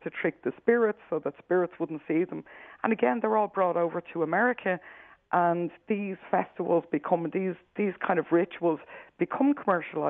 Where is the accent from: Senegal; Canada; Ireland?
Ireland; as I'm sure you can tell by the accent, I'm from Ireland myself, so I would have been used to this as a childhood way that we always celebrated Halloween